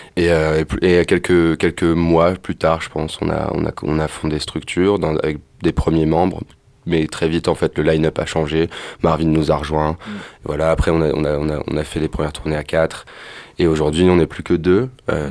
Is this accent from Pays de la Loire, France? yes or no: no; Amiens, Hauts-de-France, France; on a grandi ensemble à Amiens